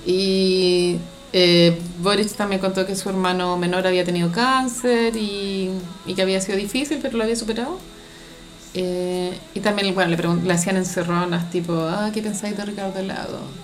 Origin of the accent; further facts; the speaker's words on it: Santiago, Santiago Metropolitan Region, Chile; no quiero sonar como demasiado santiaguina